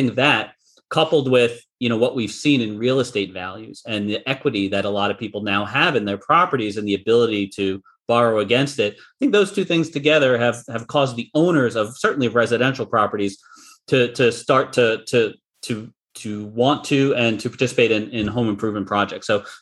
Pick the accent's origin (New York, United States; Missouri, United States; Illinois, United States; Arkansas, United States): New York, United States; Long Island; as a kid growing up on Long Island, my father was a general contractor